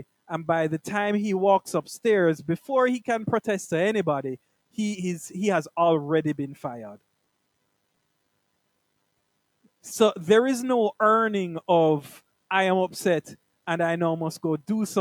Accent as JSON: {"language": "English", "country": "Jamaica", "said": "I'm like a Jamaican man down here."}